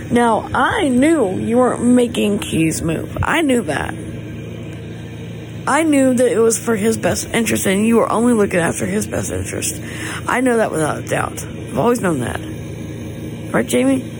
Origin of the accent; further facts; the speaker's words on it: Malibu, California, United States; I grew up here in Malibu, but I my family is originally from San Diego, but we moved to Malibu when I was like not even a day old.